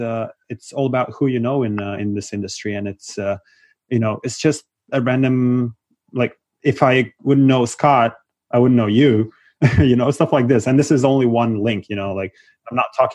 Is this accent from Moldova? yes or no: yes; Moldova; moved away; cause I'm originally from Moldova